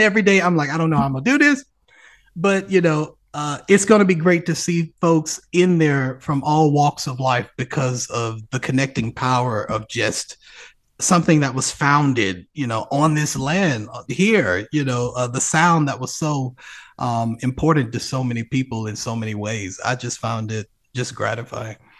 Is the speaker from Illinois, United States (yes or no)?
no; Birmingham, Alabama, United States; my hometown orchestra, Alabama Symphonies